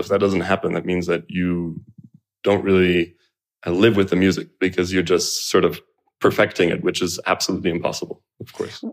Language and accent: English; Canada; I was born in Canada